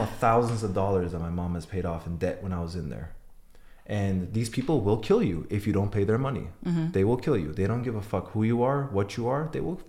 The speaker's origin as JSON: {"language": "English", "country": "Iran", "tie": "born there", "said": "So I'm Armenian. I was born in Iran, and we don't have a race in prison."}